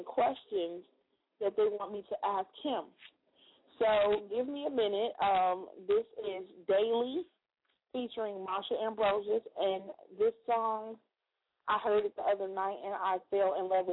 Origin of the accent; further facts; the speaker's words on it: Chicago, Illinois, United States; now in Georgia, United States; When I get the opportunity to post jobs in Chicago, anywhere for that matter, but definitely in my hometown, I always do so